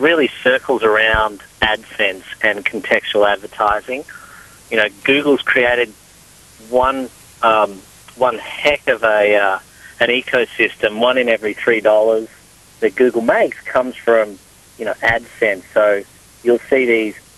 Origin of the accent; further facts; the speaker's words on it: Australia; I'm Australian